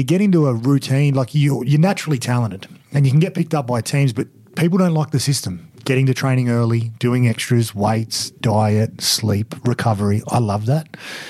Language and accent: English; Wollongong, New South Wales, Australia; also born or lived in Western Sydney / Cronulla; when I grew up in Wollongong and then I moved to out west, I always lived in an area where rugby league was just so central.